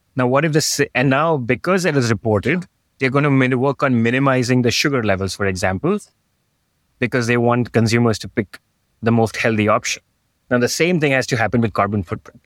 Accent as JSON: {"language": "English", "town": "Mumbai", "region": "Maharashtra", "country": "India", "tie": "born or raised there", "also_born_or_lived": "New York / Sydney / San Francisco", "moved": "as an adult", "said": "I grew up in Bombay, which is as urban as it can get"}